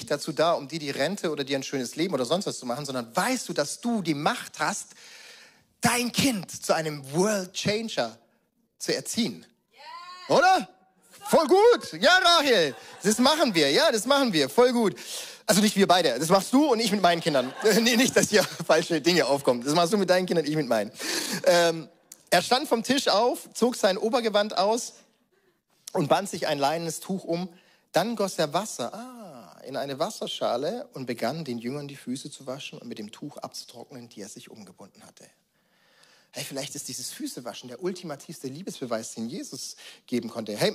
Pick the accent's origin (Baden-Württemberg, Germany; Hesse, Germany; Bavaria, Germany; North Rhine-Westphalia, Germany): Baden-Württemberg, Germany; ich weiß, ich bin als Schwabe groß geworden, da gab es halt Filterkaffee.